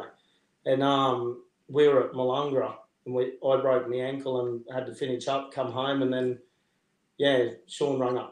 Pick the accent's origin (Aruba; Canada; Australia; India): Australia; Mundubbera, Queensland; also born or lived in Melbourne; I actually grew up in town. So, we grew up in town